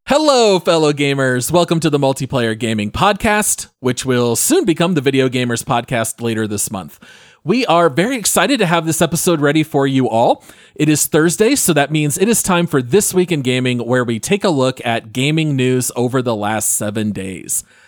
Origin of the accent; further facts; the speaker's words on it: Phoenix, Arizona, United States; Ryan and I grew up in the Phoenix area